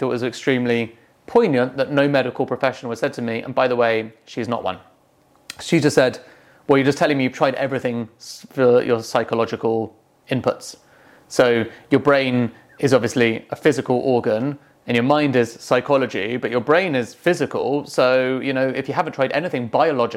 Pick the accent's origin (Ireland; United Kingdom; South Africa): United Kingdom; England; I'm English